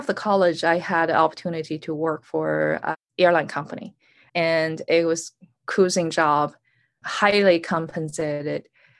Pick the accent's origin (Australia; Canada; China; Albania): China; North China; also born or lived in Beijing; I was born in Beijing, and at the age of two, I started travel with my parents, different cities in North China.